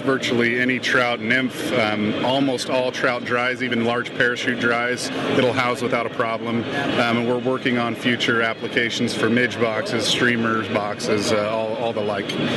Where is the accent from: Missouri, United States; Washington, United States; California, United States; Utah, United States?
Utah, United States; We are from Utah